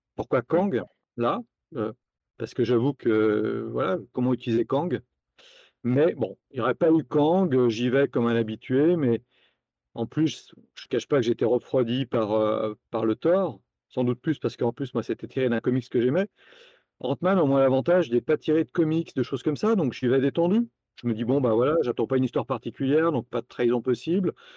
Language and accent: French; Lyon, Auvergne-Rhône-Alpes, France; à Lyon, d'où je suis originaire